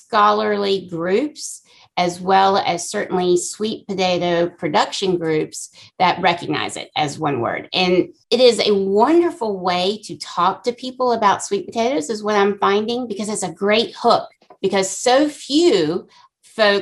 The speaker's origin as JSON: {"language": "English", "town": "Cary", "region": "North Carolina", "country": "United States", "tie": "born or raised there", "said": "I was born and raised in Cary, North Carolina"}